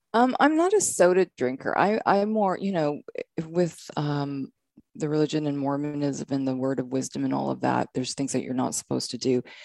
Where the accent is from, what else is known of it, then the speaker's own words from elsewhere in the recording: Canada; moved away as an adult; now in United States; I'm from Canada. I'm from Canada.